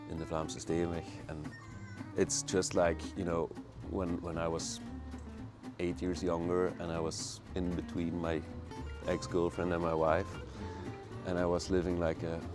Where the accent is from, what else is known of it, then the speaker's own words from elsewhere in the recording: Halen, Flanders, Belgium; moved away as an adult; now in Brussels, Belgium; I was born in, uh, in Limburg, and uh, actually I'm from Halen, so that's really like on the border of, of Limburg.